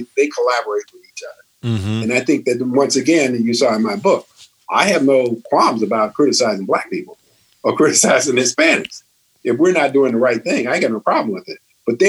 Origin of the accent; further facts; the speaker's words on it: Chicago, Illinois, United States; I'm from Chicago